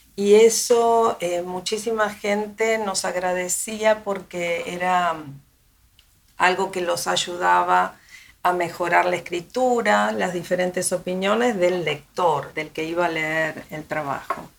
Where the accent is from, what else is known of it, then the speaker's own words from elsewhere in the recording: Buenos Aires, Argentina; now in Miami, United States; yo soy de Argentina, llegué aquí hace muchos